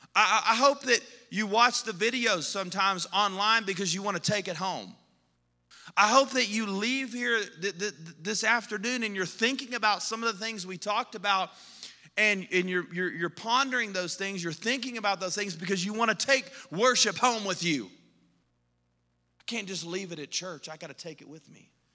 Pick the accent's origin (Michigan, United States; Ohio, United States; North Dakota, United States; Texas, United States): Texas, United States; moved away as an adult; now in Colorado, United States; we're from Texas